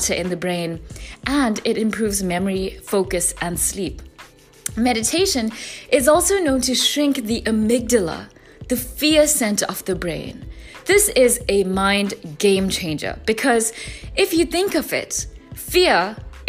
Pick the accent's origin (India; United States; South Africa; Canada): South Africa; my home country, South Africa